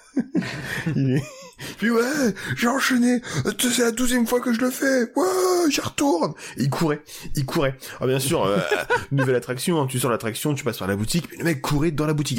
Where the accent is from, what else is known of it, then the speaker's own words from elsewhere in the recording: France; on est français.